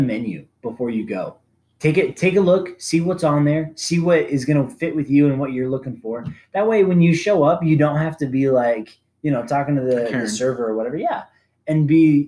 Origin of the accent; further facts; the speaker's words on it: Arizona, United States; I'm from Arizona